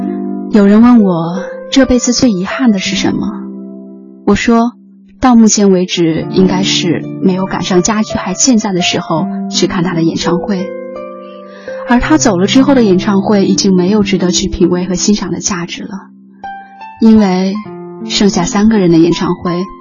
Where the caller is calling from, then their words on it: Shanghai, China; 我是来自上海的听友